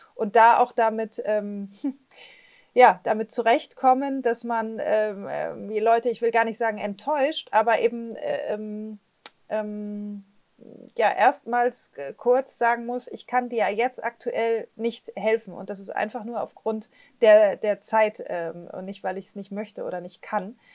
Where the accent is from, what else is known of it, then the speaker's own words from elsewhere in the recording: Flensburg, Schleswig-Holstein, Germany; moved away; also born or lived in Bremen / Hamburg / Berlin; bin groß geworden äh, am, am, Wasser an der Ostsee. Ich komme aus Flensburg